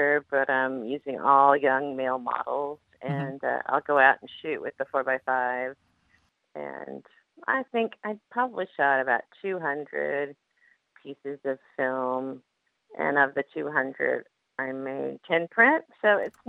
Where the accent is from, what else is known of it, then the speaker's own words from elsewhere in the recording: Oklahoma, United States; moved away; also born or lived in New York; I grew up in Oklahoma